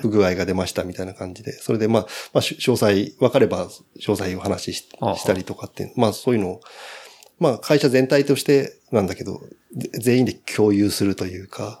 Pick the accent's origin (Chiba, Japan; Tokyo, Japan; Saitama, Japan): Saitama, Japan; Ageo; also born or lived in Kumagaya, Saitama; もうずっと生まれた時から上尾で